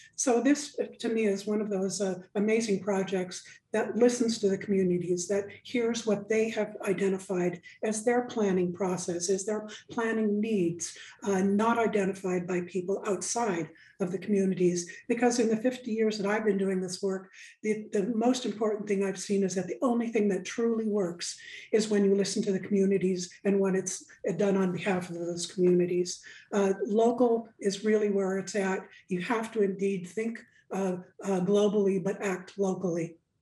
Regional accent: Nome, Alaska, United States; I am in fact an Inupiaq elder, born and raised in Nome

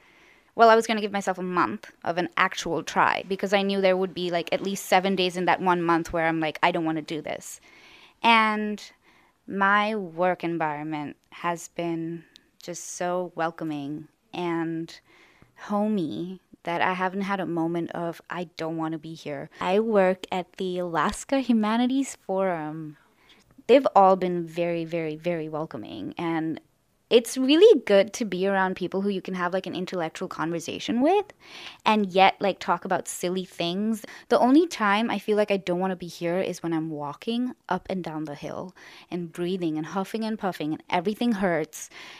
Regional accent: Bangalore, Karnataka, India; I am 23 years old, and I am from Bangalore, India.

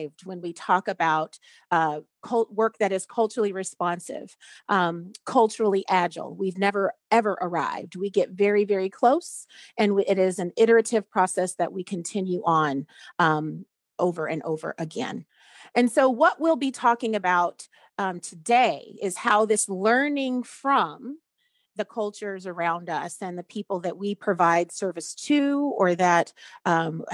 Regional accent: Anchorage, Alaska, United States; I was born and raised here in Anchorage.

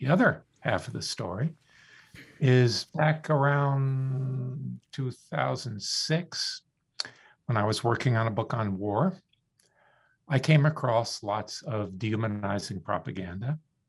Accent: Florida, United States; I grew up in the Deep South. My family moved down to South Florida in the 50s when it was really Deep South.

